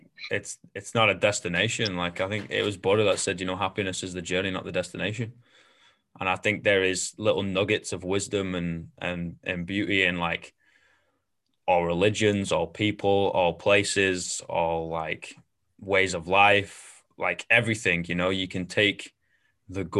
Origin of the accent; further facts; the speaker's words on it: Manchester, North West England, United Kingdom; moved away; my home is always going to be Manchester, but at the same time, like there's a reason why you leave.